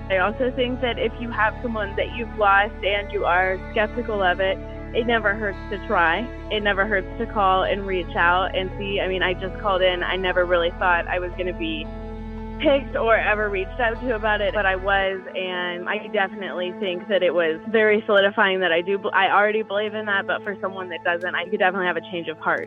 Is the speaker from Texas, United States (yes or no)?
yes; Houston, Texas, United States; I am from Houston, Texas